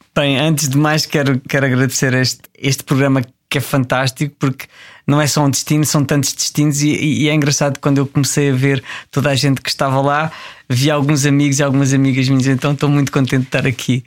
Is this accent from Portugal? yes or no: yes; Tramagal, Centro, Portugal; moved away as an adult; also born or lived in Jordan / Angola / Mongolia; aqueles que eram da minha terra, que eram de Tramagal